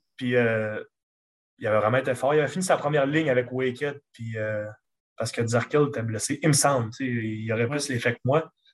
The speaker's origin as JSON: {"language": "French", "town": "Chicoutimi", "region": "Quebec", "country": "Canada", "accent": "Lac-Saint-Jean", "said": "je viens de Chicoutimi directement, sauf que toute ma famille vient du lac. Quand on m'entend parler, quand on me voit agir, je, ressemble, ressemble, beaucoup d'un gars du lac"}